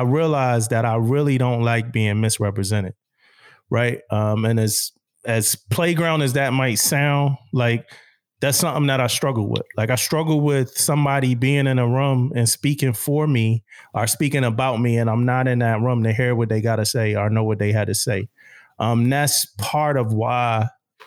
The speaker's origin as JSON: {"language": "English", "town": "Philadelphia", "region": "Pennsylvania", "country": "United States", "tie": "born or raised there", "also_born_or_lived": "Jacksonville", "moved": "as an adult", "said": "I'm from Philadelphia, Pennsylvania, born and raised."}